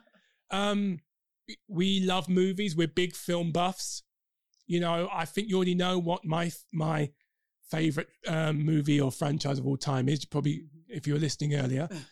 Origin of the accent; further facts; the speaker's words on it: London, United Kingdom; accent: Cockney; We are we are Londoners. Oh. So um, you know, we might go into Cockney every now and again.